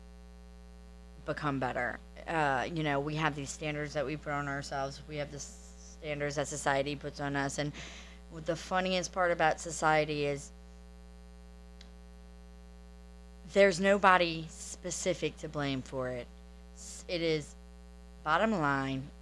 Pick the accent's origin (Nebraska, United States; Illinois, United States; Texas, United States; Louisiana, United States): Louisiana, United States; New Orleans; now in Destin, United States; I am originally from New Orleans, Louisiana.